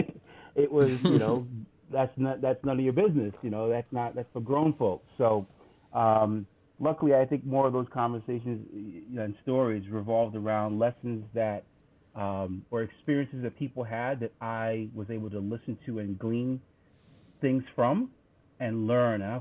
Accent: U.S. Virgin Islands; also born or lived in St. John; growing up in the Caribbean, particularly in the U.S. Virgin Islands

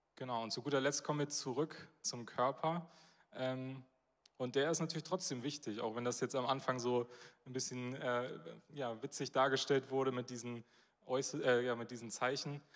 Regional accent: Northern Germany, Germany; als Norddeutsche, und da zähle ich mich dann auch zu

